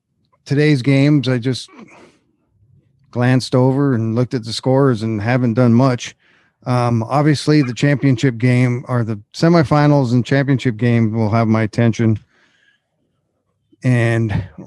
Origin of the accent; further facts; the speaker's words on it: Minnesota, United States; moved away; I'm originally from Minnesota